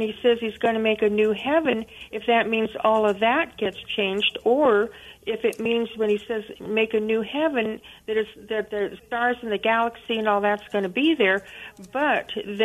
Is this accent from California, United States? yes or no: yes; Topanga, California, United States; growing up in Topanga, California